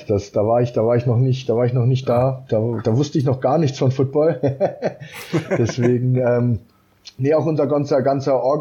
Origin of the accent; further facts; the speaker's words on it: Bayreuth, Bavaria, Germany; auch ähm, fünf, sechs Leute hier aus, aus meiner Heimatstadt dafür begeistern können. Sind aus Bayreuth, wo es ja nochmal ein anderes Team gibt.